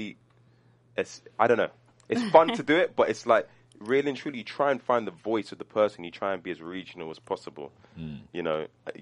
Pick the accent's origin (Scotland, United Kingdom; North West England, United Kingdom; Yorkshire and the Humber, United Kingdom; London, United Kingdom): London, United Kingdom; accent: London; moved away as an adult; now in United States; my London accent